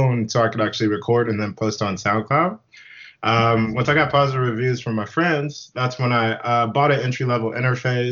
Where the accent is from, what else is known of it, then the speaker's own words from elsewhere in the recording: Whidbey Island, Washington, United States; also born or lived in Memphis, Tennessee; now in Seattle, United States; we had grandparents that lived in Whidbey Island of Washington, which is like a small island. So moved down there when I was 9, went to high school on the island